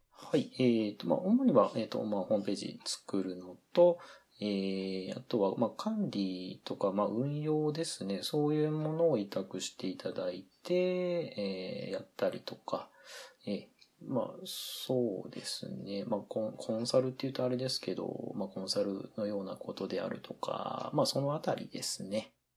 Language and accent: Japanese; Okayama, Japan; moved away as an adult; now in Aomori, Japan; 私もともとは岡山県の出身で、えー、大学で進学を、まあ、青森市にしたので、それで青森に移り住んできたという感じです